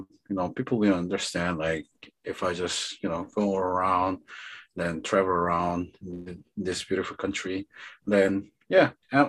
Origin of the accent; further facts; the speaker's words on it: Daegu, South Korea; I'm from Daegu. It's the down south.